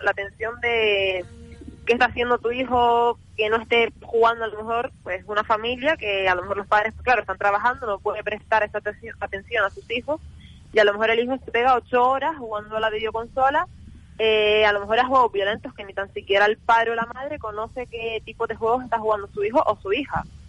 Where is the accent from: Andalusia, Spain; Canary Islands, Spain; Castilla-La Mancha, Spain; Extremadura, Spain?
Canary Islands, Spain; nuestras islas